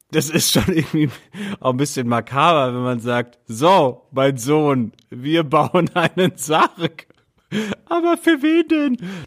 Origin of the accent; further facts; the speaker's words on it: Athens, Attica, Greece; also ich bin in Griechenland aufgewachsen, in Athen